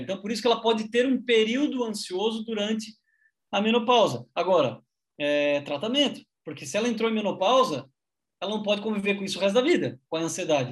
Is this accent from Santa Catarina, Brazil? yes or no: yes; Criciúma, Santa Catarina, Brazil; now in Santos, Brazil; somos de Cristuma, Santa Catarina